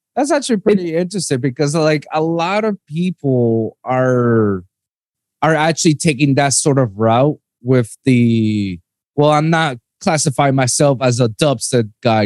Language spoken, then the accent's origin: English; Puerto Rico; moved away as an adult; now in South Florida, United States; I'm born and raised in, in Puerto Rico.